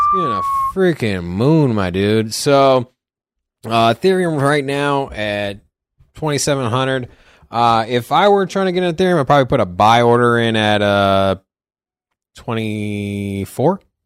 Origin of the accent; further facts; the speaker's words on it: Virginia, United States; now in Las Vegas, United States; I'm originally from Virginia. Before I came to Vegas